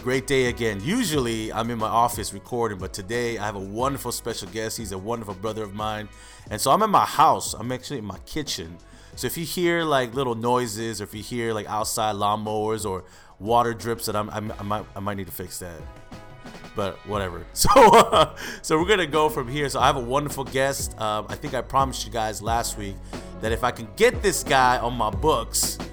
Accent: United States; I'm Korean American

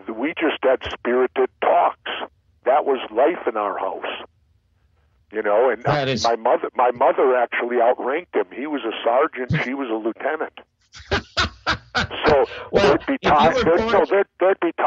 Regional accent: Minneapolis, Minnesota, United States; I grew up in South Minneapolis.

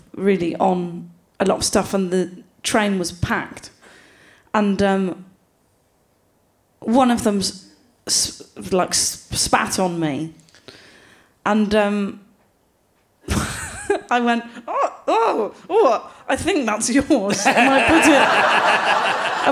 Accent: Gloucester, South West England, United Kingdom; I'm from Gloucester.

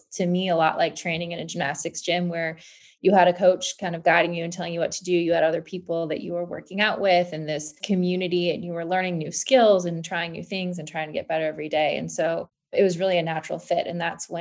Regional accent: Michigan, United States; I grew up in Michigan

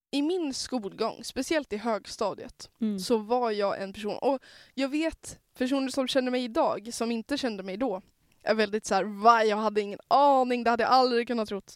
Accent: Norrland, Sweden; jag är norrlänning

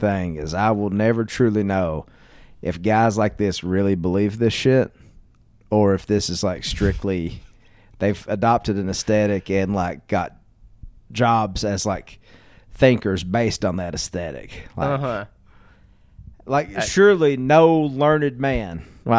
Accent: the South, United States; as a young white man growing up in the South

